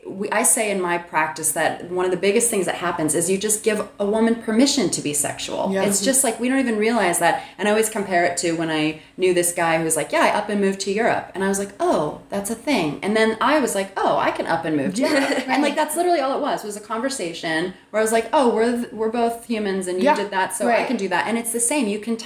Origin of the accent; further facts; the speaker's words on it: Texas, United States; now in Los Angeles, United States; growing up in Texas, living in a city like